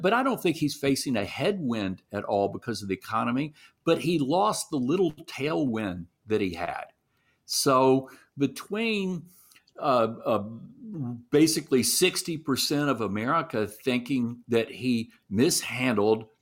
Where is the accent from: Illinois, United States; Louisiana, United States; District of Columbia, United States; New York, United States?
Louisiana, United States; Shreveport; my hometown, which, you know, in the northwest corner of the state